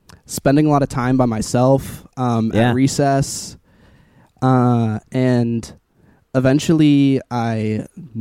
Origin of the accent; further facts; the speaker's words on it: Boulder, Colorado, United States; I grew up in Boulder, Colorado